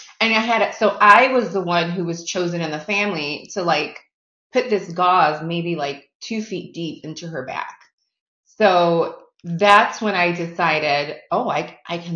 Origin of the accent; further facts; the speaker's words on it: Chicago, Illinois, United States; I have been born and raised in Chicago, so I am a Chicago girl through and through